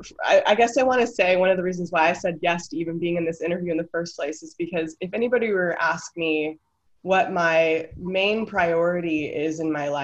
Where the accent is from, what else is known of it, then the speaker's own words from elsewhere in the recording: United States; moved away as an adult; now in Denmark; I'm an American